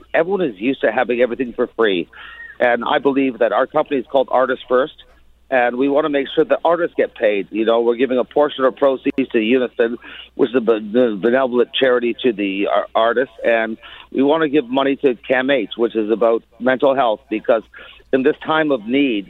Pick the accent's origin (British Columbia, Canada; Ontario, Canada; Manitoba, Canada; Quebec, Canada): Ontario, Canada; Toronto; growing up on Yonge Street myself